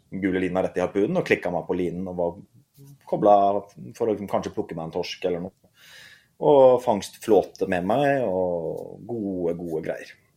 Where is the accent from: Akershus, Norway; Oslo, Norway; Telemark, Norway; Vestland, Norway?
Vestland, Norway; Mjømna; jeg begynte på den øyen Mjømna ute i havgapet